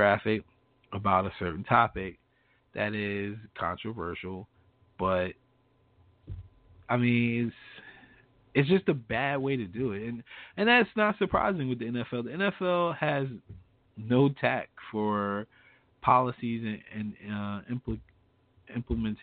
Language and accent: English; United States